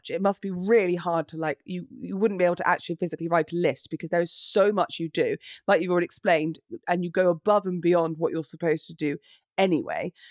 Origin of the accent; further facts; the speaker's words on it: United Kingdom; it's not in our nature as British people to be like, oh, look at me, look at me, and posy.